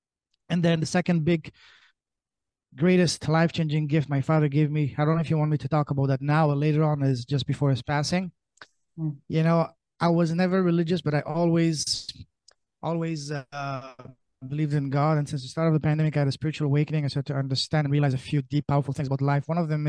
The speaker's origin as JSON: {"language": "English", "country": "Canada", "also_born_or_lived": "Europe", "said": "I am Canadian. I say that very loud and proud."}